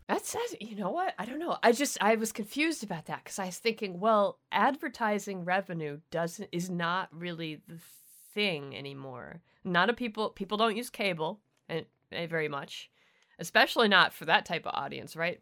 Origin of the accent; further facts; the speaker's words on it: Canada; I'm the Canadian